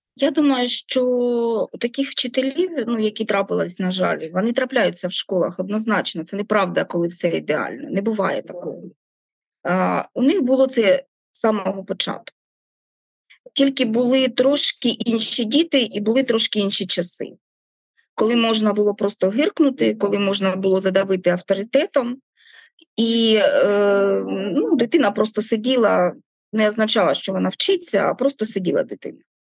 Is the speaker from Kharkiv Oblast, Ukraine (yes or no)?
yes; Kharkiv, Kharkiv Oblast, Ukraine; now in Melitopol, Ukraine; я не Мелітополька, я харків'янка